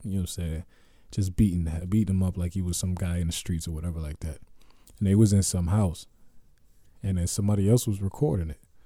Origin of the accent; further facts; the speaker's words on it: Youngstown, Ohio, United States; moved away as an adult; I'm from Ohio.